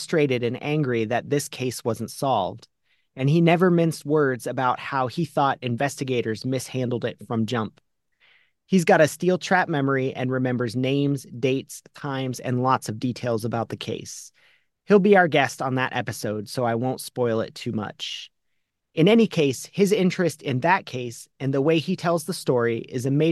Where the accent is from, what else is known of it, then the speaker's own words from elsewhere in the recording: Akron, Ohio, United States; I was born and raised in Akron, Ohio